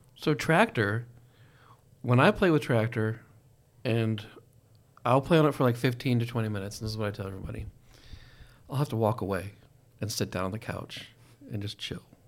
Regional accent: Pennsylvania, United States; moved away; also born or lived in Texas / Colorado; I've lived in all those places, but I'm from Pennsylvania

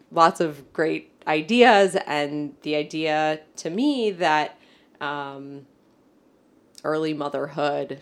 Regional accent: Chicago, Illinois, United States; growing up in Chicago, and specifically in Hyde Park on the south side of Chicago

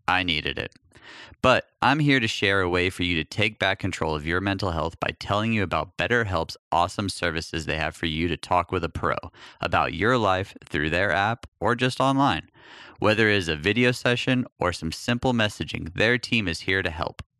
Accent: El Paso, Texas, United States; moved away; when I moved away from El Paso

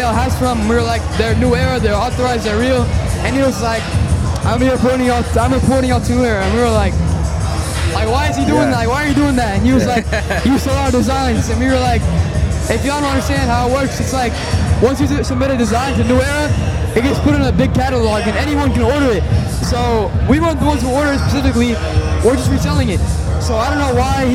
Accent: Houston, Texas, United States; We're both from Houston

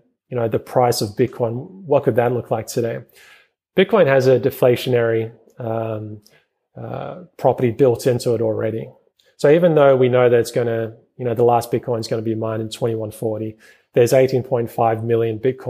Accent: New Zealand; moved away; originally I'm from New Zealand.

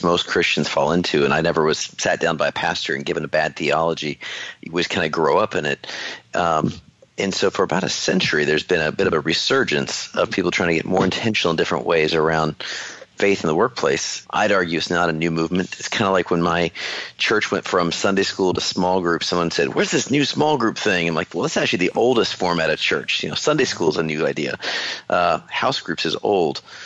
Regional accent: Alaska, United States; now in Texas, United States; growing up there, I think – was a great petri dish

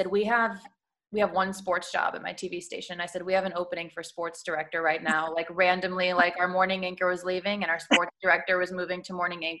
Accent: Chicago, Illinois, United States; moved away as an adult; now in Sarasota, United States; I'm from Chicago.

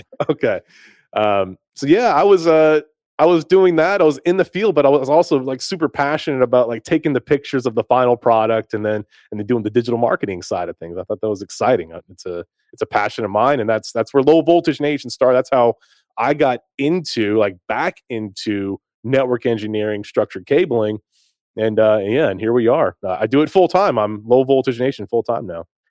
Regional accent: Greensboro, North Carolina, United States; moved away as an adult; also born or lived in Winnipeg, Manitoba, Canada / Akron, Ohio; now in Nashville, United States; I grew up in the States, I grew up in, in Greensboro and, in High Point, North Carolina

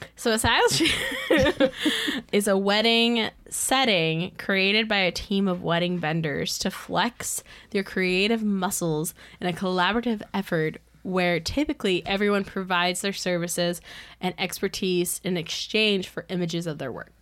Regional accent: United States; I was from the United States

